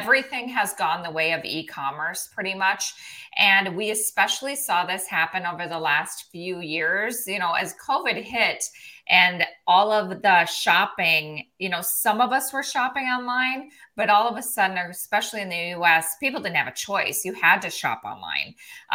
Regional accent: South Dakota, United States; moved away as an adult; also born or lived in Minneapolis, Minnesota; I grew up in the middle of nowhere, South Dakota. My hometown had 38 people in it

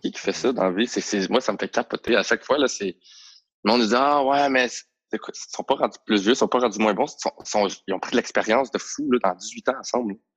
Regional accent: Montreal, Quebec, Canada; on vient tous de backgrounds tellement différents, mais on vient tous de Montréal

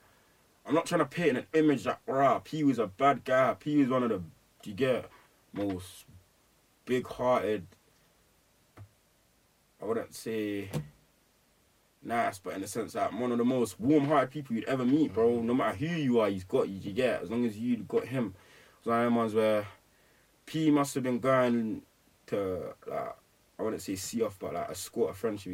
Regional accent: London, United Kingdom; also born or lived in Edmonton / Ghana / Luton; man's grown up in between Eddie and Tottenham my whole life

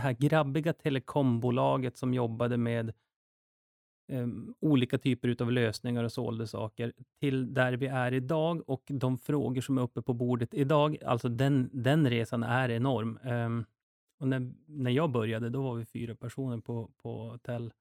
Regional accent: Duved, Jämtland, Sweden; moved away; also born or lived in Stockholm; Och jag är uppväxt i Jämtland också. Så jag kommer ifrån en liten by som heter Duved

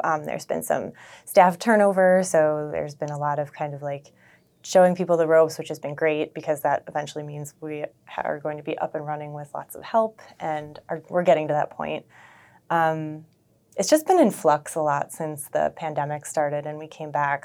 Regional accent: Buffalo, New York, United States; also born or lived in Toronto, Canada; I am from Buffalo, grew up in North Buffalo

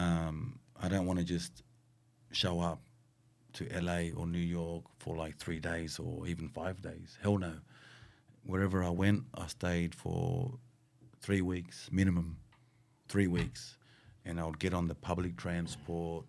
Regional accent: Sydney, New South Wales, Australia; I'm from Miller, right? Miller, Southwest

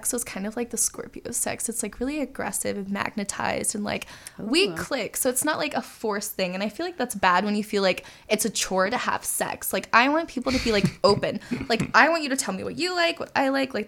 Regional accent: Jacksonville, Florida, United States; I'm from Jacksonville, Florida

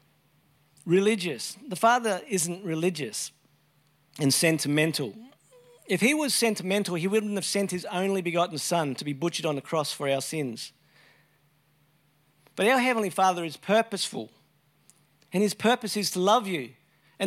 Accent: Brisbane, Queensland, Australia; I grew up in Brisbane, Brisvegas.

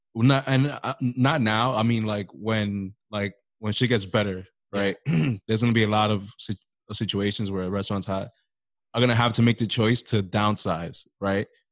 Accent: New York, United States; accent: New York; we all got a New York accent.

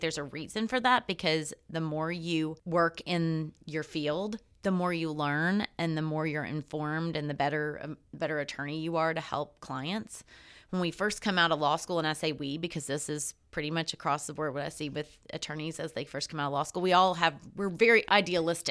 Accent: Greeneville, Tennessee, United States; moved away; Andrew Johnson was from my hometown. He had his, his, uh, tailor shop and two houses were in Greenville

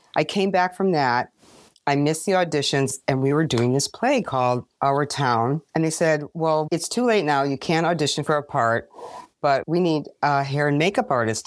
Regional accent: Chicago, Illinois, United States; I am from Hyde Park in Chicago

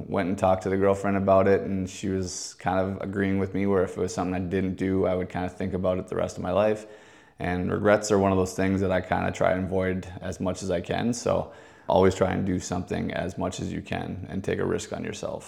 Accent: Maple Grove, Minnesota, United States; also born or lived in Fargo, North Dakota; I was born and raised in Fargo, North Dakota till I was about ten years old. That time, I moved down to the Maple Grove, Minnesota area, went to school, and then ended up going to high school and graduating from Maple Grove Senior High down there

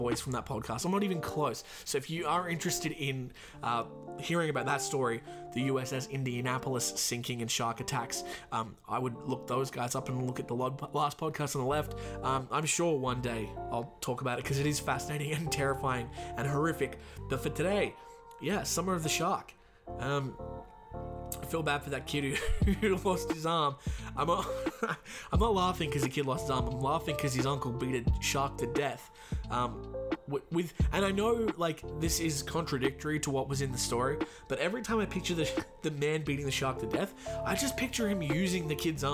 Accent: Australia; my home country of Australia

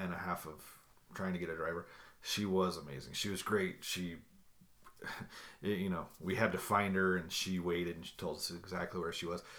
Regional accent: United States; we're American

